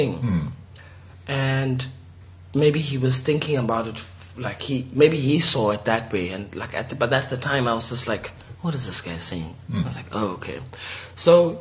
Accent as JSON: {"language": "English", "country": "Lesotho", "moved": "as an adult", "lives_now": "Johannesburg, South Africa", "said": "I come from a village in Lesotho called Lukokwaneng, Tianing."}